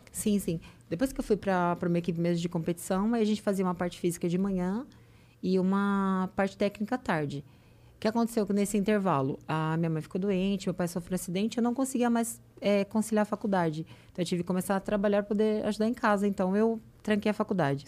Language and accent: Portuguese; São Paulo, Brazil; now in Santos, Brazil; eu sou de São Paulo